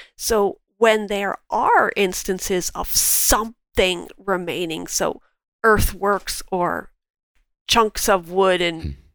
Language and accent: English; Cambridge, Ontario, Canada; also born or lived in London, Ontario; I was born in London and raised in Cambridge